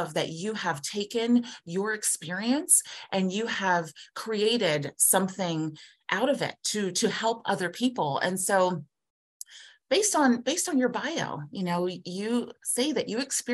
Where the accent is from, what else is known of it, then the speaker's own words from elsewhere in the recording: Columbus, Ohio, United States; I am born and raised here in Columbus, Ohio, but I'm a rarity